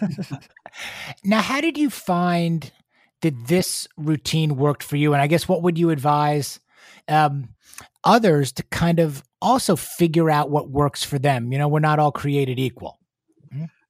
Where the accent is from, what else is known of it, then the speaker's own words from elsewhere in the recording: New York City, New York, United States; moved away as an adult; now in Houston, United States; I'm a native New Yorker